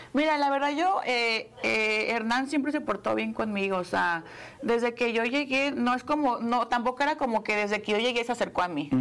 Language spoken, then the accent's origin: Spanish; Querétaro, Mexico; moved away; Yo, yo soy de Querétaro, yo vivía todavía en Querétaro